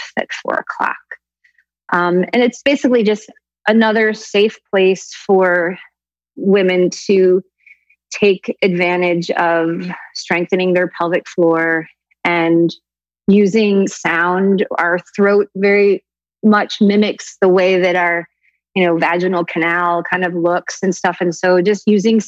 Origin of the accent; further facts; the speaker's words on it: Woodstock, New York, United States; I grew up in Woodstock, upstate in the Catskill Mountains